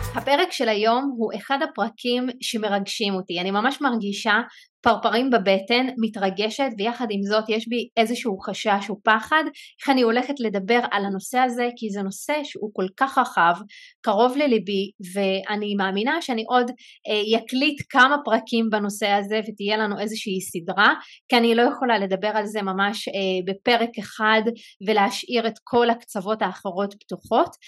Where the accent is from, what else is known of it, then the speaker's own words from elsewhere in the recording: Israel; הרקע שלי בתור אה, ערבייה מוסלמית אני מערבי 48